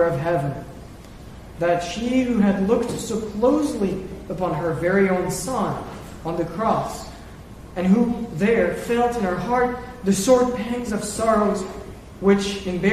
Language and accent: English; France; moved away; my home country, France